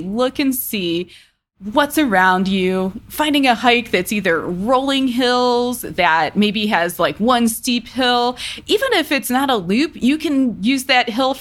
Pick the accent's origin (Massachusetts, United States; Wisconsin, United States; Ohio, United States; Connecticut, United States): Ohio, United States; Cleveland; now in Colorado, United States; I spend a lot of time in Cleveland because that's where I'm from. That's where my family is.